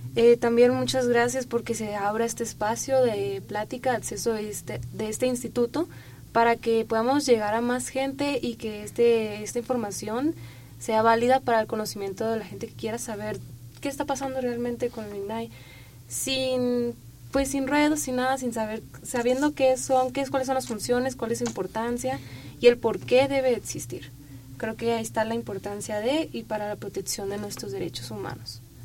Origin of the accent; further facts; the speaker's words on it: Sinaloa, Mexico; moved away; representando mi tierra, que quiero tanto y que te extraño demasiado